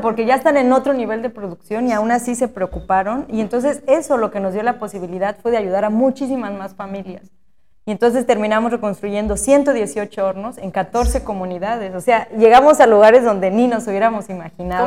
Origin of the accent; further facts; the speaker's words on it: Asunción Ixtaltepec, Oaxaca, Mexico; also born or lived in Querétaro; quería regresar a Ixaltepec. Yo sabía que, iba a regresar, porque bueno, crecimos aquí